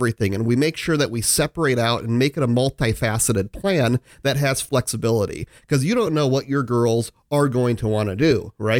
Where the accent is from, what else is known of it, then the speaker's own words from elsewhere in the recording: Omaha, Nebraska, United States; I grew up like a block away, from there.